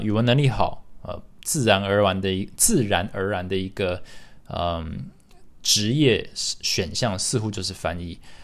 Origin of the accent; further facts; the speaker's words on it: Taiwan; first language English; Chinese is a second language; also born or lived in United States; 我六十岁的时候就回到台湾